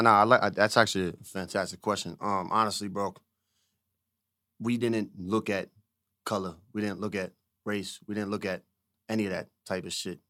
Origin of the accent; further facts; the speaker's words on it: Riverside, New Jersey, United States; moved away; also born or lived in Camden, New Jersey / Pensacola, Florida; I'm from Camden, because, I mean, I also grew up in those areas as well